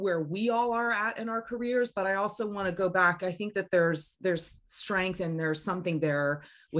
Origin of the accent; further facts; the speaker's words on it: Florida, United States; I remember as a kid growing up in Florida